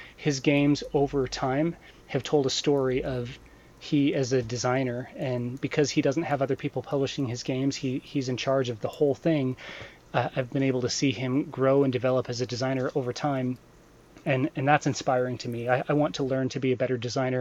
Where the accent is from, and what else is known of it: Utah, United States